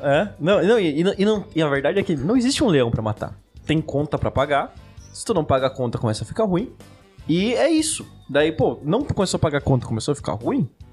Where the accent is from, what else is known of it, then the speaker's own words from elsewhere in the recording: Chapecó, Santa Catarina, Brazil; Nós somos de Chapecó. A gente é uma cidade interior